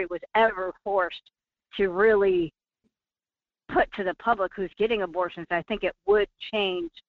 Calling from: Fairbanks, Alaska, United States; from Fairbanks.

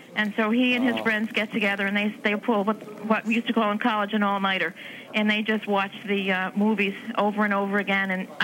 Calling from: Chepachet, Rhode Island, United States; I'm calling from Chepachet, Rhode Island.

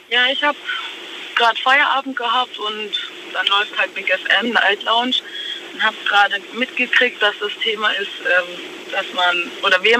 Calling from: Stegen, Baden-Württemberg, Germany; ich bin aus Stegen.

